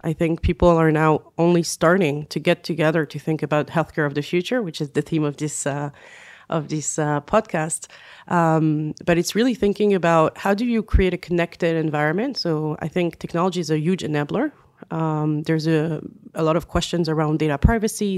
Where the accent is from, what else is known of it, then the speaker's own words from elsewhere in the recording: France; accent: French; English is a second language; also born or lived in United States / Israel; now in Tel Aviv, Israel; I'm originally from France, as some of you may hear from my accent.